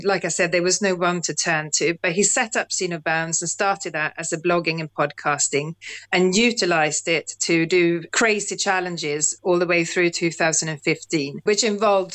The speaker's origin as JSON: {"language": "English", "country": "Sweden", "also_born_or_lived": "London / South Wales", "moved": "as an adult", "lives_now": "United Kingdom", "said": "Originally from Sweden, but have lived in the UK for nearly 30 years now."}